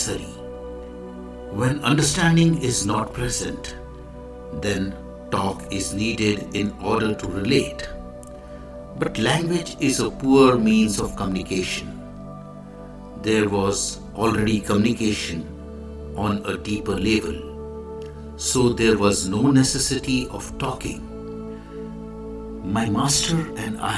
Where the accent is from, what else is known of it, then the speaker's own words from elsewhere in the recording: India; I am the Indian monk.